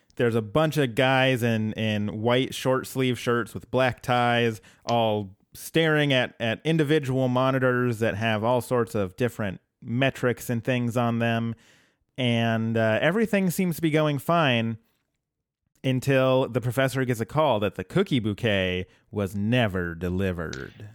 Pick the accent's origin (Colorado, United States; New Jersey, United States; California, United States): Colorado, United States; now in Portland, United States; I'm from Colorado originally.